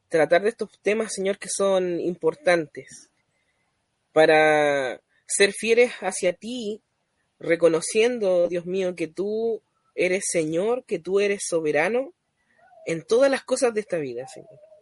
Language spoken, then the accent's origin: Spanish; Chile; also born or lived in Coltauco, O'Higgins Region; soy chileno, residente en la sexta región, en la comuna de Coltauco